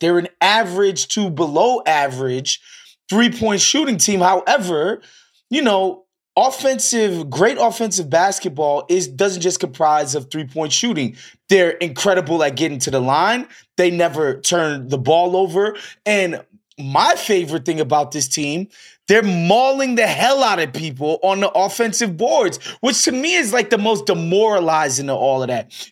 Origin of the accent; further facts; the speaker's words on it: New York, United States; I'm from New York